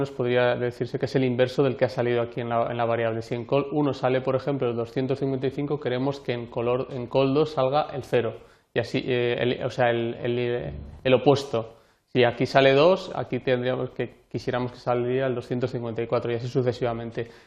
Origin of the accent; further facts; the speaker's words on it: Anguiano, La Rioja, Spain; Fotografía de la danza de Anguiano, eh, mi pueblo, de La Rioja, y una danza muy, muy importante e interesante